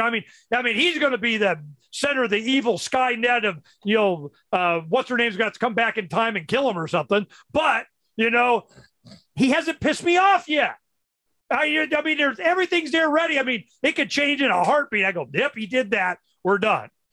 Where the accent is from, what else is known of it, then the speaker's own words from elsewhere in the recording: Florida, United States; when I was brought up in Florida, you know, in the uh, 60s